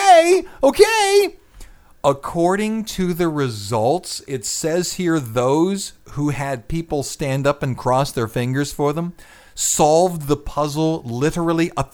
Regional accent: Scotland, United Kingdom; I'm Scottish

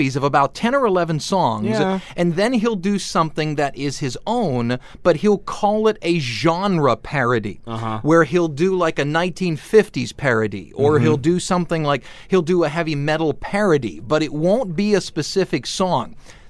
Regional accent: Cleveland, Ohio, United States; I'm from Cleveland, Ohio.

